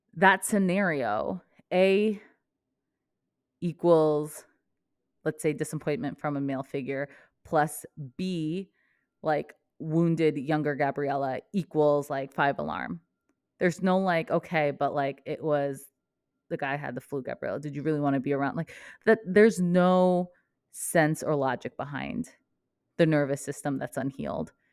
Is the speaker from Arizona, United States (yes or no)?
no; Vermont, United States; moved away as an adult; also born or lived in New Jersey; I grew up in Vermont